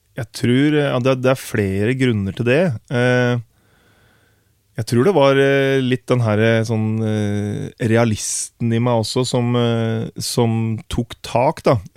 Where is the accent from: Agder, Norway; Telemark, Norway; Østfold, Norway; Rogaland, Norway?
Telemark, Norway; Herre; moved away as an adult; now in Oslo, Norway; jeg flytta til Oslo fordi at jeg ønska å bli en del av et større musikkmiljø enn det vi hadde hjemme i Grenland.